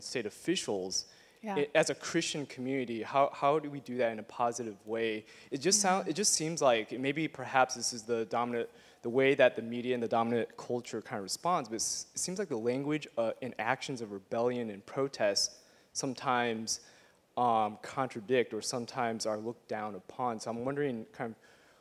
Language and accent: English; Midwest, United States; growing up in the Midwest.